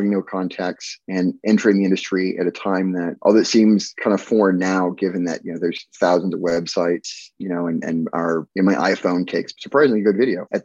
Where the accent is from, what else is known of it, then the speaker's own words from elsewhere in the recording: Alaska, United States; amongst many places I grew up, I grew up in Alaska uh, as a kid